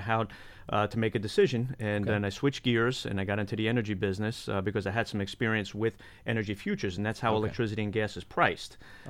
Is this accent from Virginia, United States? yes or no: no; New York, United States; moved away; Well, I was born and raised in New York.